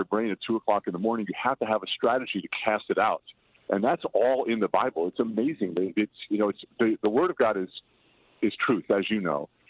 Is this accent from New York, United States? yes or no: yes; Patchogue, New York, United States; now in Los Angeles, United States; my hometown of Patchogue